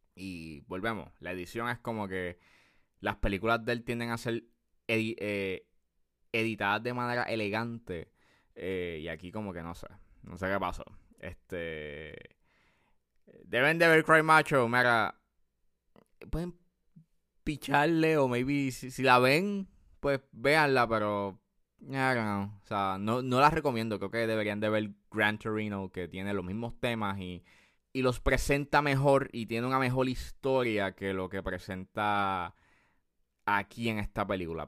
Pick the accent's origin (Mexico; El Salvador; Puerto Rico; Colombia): Puerto Rico